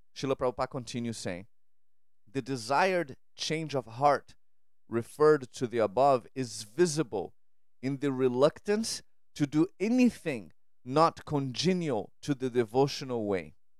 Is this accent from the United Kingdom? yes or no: no; Brazil; moved away; I grew up in Brazil